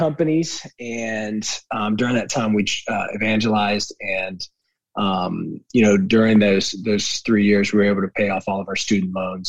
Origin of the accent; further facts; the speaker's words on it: Richmond, Virginia, United States; moved away as an adult; also born or lived in St. Louis, Missouri / Fayetteville, North Carolina; I am born and raised in Richmond, Virginia. Grew up there and grew up kind of in church my whole life. And around, I think it was 19, I moved out to St. Louis